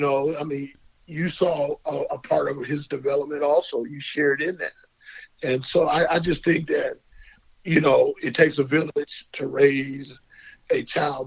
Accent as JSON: {"language": "English", "town": "Tucson", "region": "Arizona", "country": "United States", "tie": "born or raised there", "said": "I'm from Tucson"}